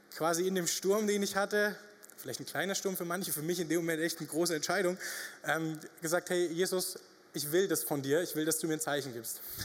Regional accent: Upper Franconia, Bavaria, Germany; moved away as an adult; now in Reutlingen, Germany; wir kommen ja aus Oberfranken

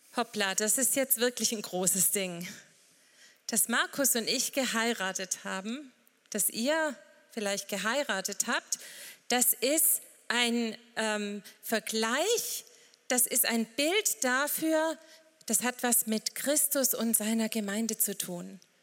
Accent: St. Johann, Baden-Württemberg, Germany; wir kommen von der rauen Alp, wo es aber auch heute bestimmt ganz schön warm ist. St. Johann, Bleichstetten

